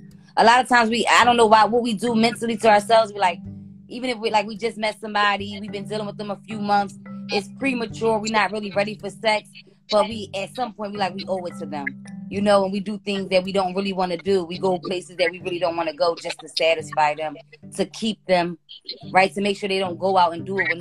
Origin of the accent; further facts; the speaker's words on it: United States; as an American, I'm full-blown American